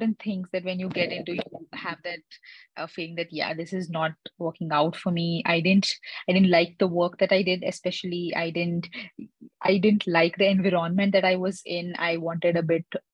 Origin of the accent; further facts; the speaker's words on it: India; I'm basically from India